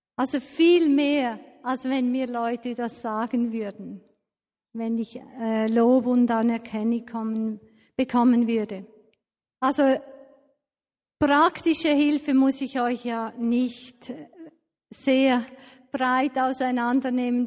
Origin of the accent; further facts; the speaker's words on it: Switzerland; Als Schweizer